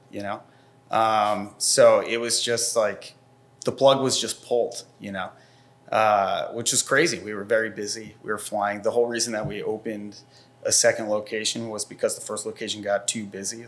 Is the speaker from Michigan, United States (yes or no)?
no; Bucks County, Pennsylvania, United States; also born or lived in New York; I grew up in Bucks County